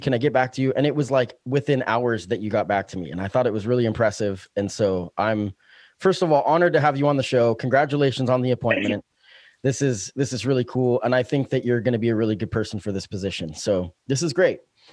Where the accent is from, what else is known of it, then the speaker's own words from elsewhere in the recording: Springfield, Oregon, United States; also born or lived in Eugene, Oregon; I grew up in Springfield. I've lived in Springfield off and on. I've bounced back and forth between Eugene